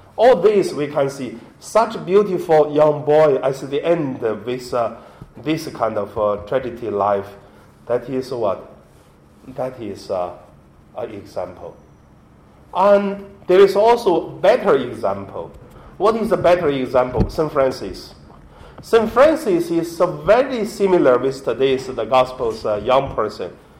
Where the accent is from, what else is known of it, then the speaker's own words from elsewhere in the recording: Hebei, China; English is a second language; moved away; my hometown, from Hebei province